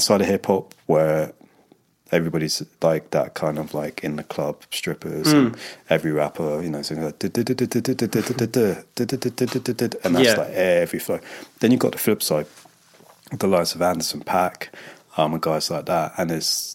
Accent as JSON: {"language": "English", "region": "London", "country": "United Kingdom", "tie": "born or raised there", "moved": "as an adult", "lives_now": "Los Angeles, United States", "said": "I'm born and bred in London."}